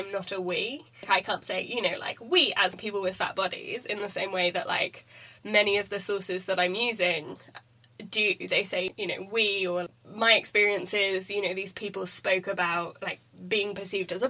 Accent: Germany; English is a second language; now in United Kingdom; I grew up in Germany

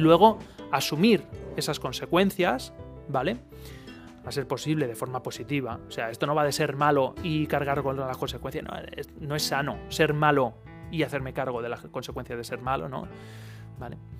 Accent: Spain

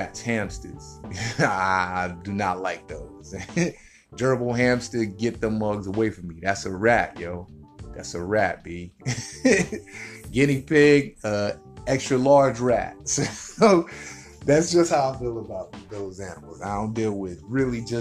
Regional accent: United States; I'm an American. I live in America

